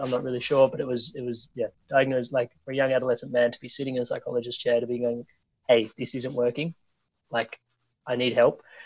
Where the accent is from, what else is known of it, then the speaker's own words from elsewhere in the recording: Australia; where I grew up here in Australia